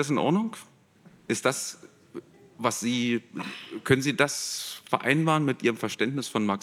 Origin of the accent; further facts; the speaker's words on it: Berlin, Germany; ich möchte als Berliner darauf hinweisen